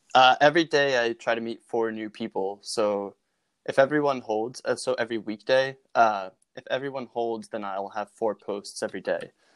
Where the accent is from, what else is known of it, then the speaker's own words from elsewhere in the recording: Norristown, Pennsylvania, United States; from Norristown, Pennsylvania